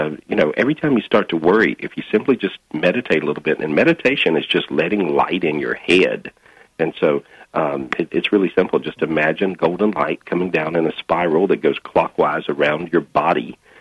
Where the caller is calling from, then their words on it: Minneapolis, Minnesota, United States; Today I'm in Minneapolis, Minnesota.